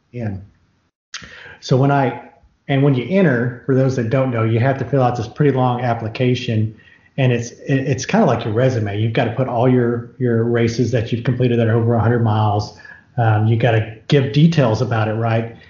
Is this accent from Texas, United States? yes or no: yes; Houston, Texas, United States; And then we grew up in Houston